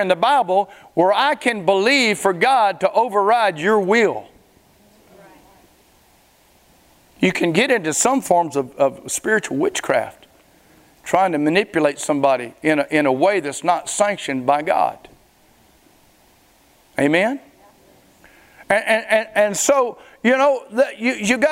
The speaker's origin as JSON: {"language": "English", "town": "Springhill", "region": "Louisiana", "country": "United States", "tie": "born or raised there", "moved": "yes", "said": "I'm from Spring Hill, Louisiana. Back when I was a teenager, all we did was drag Main."}